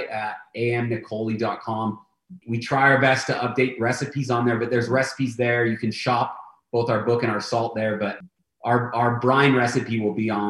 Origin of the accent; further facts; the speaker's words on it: San Diego, California, United States; And then growing up in San Diego, obviously there is an influence on the menu from Mexican cuisine.